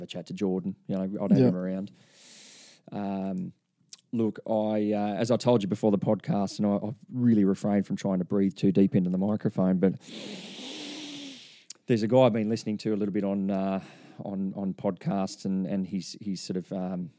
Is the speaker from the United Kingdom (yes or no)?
no; Byron Bay, New South Wales, Australia; I grew up in Byron Bay